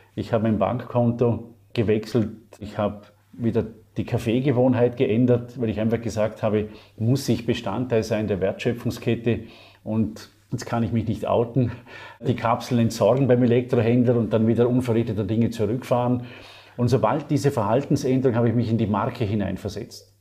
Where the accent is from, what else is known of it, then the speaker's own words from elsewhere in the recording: Vorarlberg, Austria; Ich bezeichne mich gerne als gelernter Österreicher, im äußersten Westen beheimatet, also in Vorarlberg also Gegenpart zu Wien